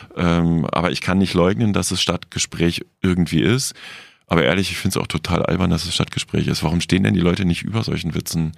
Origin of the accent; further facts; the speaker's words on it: West Germany, Germany; ich, als Wessi